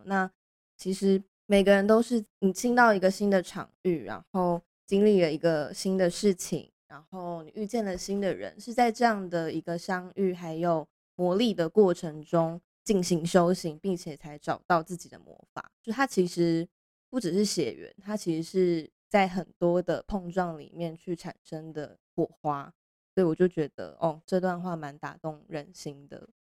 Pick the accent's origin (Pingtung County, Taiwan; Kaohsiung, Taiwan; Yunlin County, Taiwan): Pingtung County, Taiwan; moved away; 因为我是屏东人啦